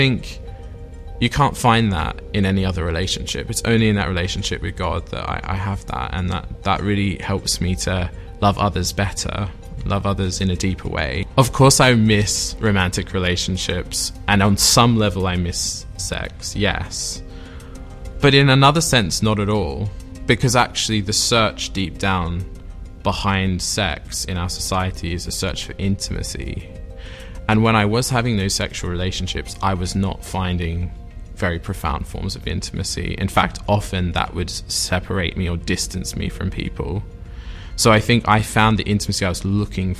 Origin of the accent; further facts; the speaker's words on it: Sydney, New South Wales, Australia; born or raised there; moved away as an adult; now in Oxford, United Kingdom